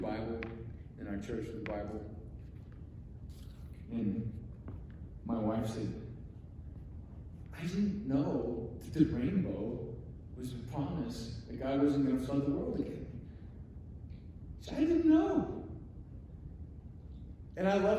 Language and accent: English; Alaska, United States; moved away as an adult; also born or lived in Durango, Colorado; growing up in Alaska